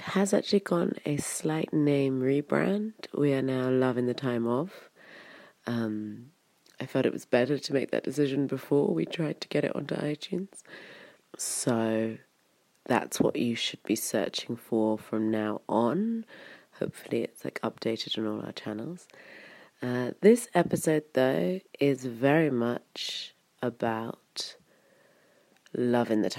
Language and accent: English; Wiltshire, South West England, United Kingdom; moved away as an adult; also born or lived in London / Berlin; It's a very small town that I come from. Well, it's actually in town size, it's not that small. It's 10,000, I think. But it's very kind of rural and very English in Wiltshire.